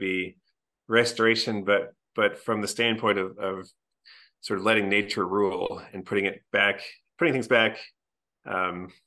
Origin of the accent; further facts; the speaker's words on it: Cary, North Carolina, United States; I grew up in Cary, a small suburb of Raleigh, the capital of North Carolina